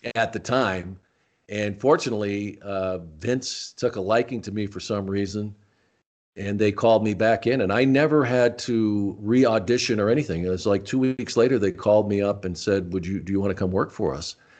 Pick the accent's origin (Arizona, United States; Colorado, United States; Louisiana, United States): Arizona, United States; Tucson; also born or lived in Rochester, New York; I grew up in Tucson